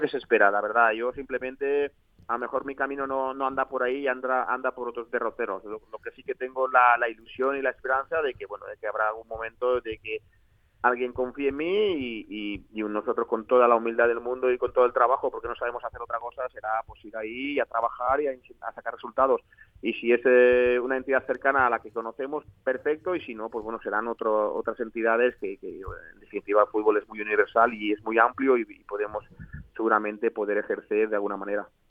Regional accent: L'Alcúdia, Valencian Community, Spain; un chico pues bueno nacido en, la Alcudia eh, que bueno principalmente nuestra nuestra vida es vivir del campo y, y, trabajar en el campo como lo había hecho hasta los 17 años

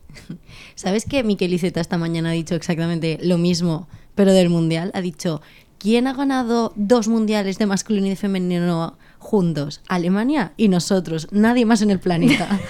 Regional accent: Valencian Community, Spain; now in Catalonia, Spain; nosotros como valencianos

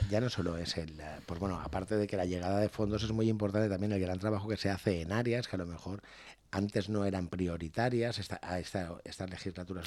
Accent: Sedaví, Valencian Community, Spain; poder ser alcalde de mi pueblo

